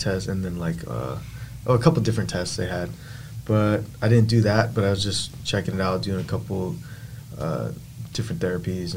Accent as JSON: {"language": "English", "town": "Temecula", "region": "California", "country": "United States", "moved": "yes", "lives_now": "Arizona, United States", "said": "Yeah, I'm from California. I'm from Temecula."}